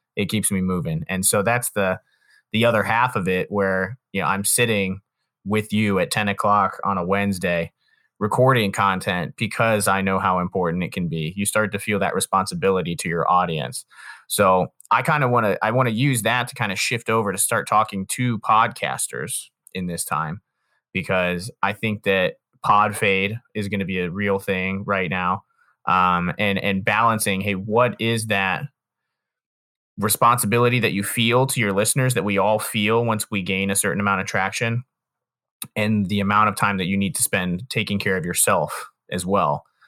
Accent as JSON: {"language": "English", "town": "Canton", "region": "Ohio", "country": "United States", "said": "I'm from Canton, but there's this area called, like, North Industry, which is, like, twenty minutes further south of Canton"}